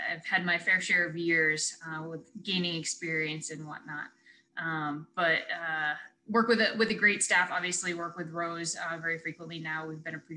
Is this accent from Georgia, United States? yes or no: no; Northborough, Massachusetts, United States; I'm actually local. I grew up in Northboro